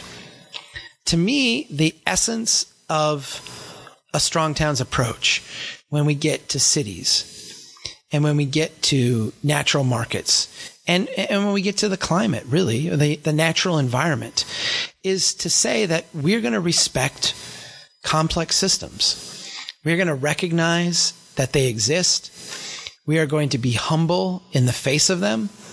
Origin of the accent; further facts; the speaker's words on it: Brainerd, Minnesota, United States; Brainerd, my hometown here